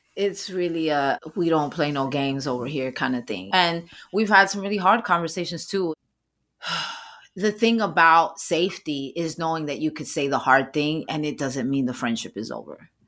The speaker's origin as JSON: {"language": "English", "town": "New York City", "region": "New York", "country": "United States", "said": "I'm from the Bronx"}